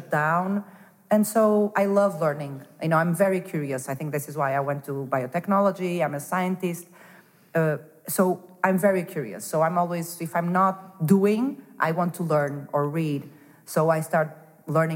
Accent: Porto, Norte, Portugal; moved away as an adult; also born or lived in Denmark / Lisbon / Madrid; I was born in Porto and raised in Porto

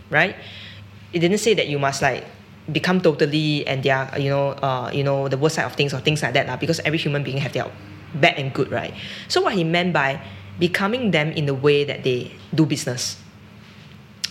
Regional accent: Singapore; moved away as an adult; also born or lived in Shanghai, China; we are Singaporean

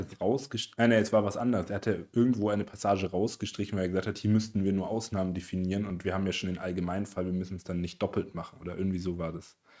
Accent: Erlangen, Bavaria, Germany; wir kommen ja aus Erlangen

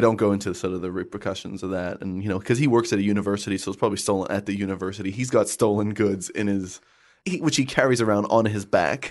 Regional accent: Canada; I grew up in Canada

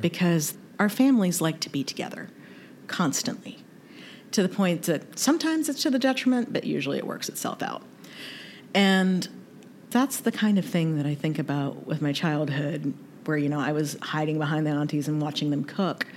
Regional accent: North Carolina, United States; also born or lived in Kentucky; I was raised in the South, born in Kentucky, raised in North Carolina

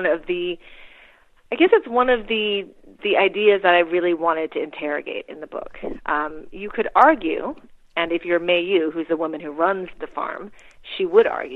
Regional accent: Wisconsin, United States; moved away as an adult; also born or lived in Philippines / Princeton, New Jersey / Manhattan, New York; we moved to Wisconsin when I was six in the late 1970s

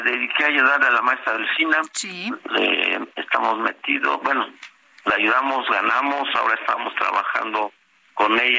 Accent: State of Mexico, Mexico; es mi estado, es aquí nací, aquí vivo

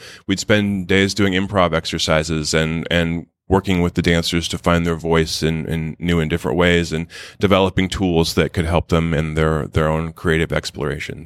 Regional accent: Wichita, Kansas, United States; moved away; I'm from Wichita, Kansas

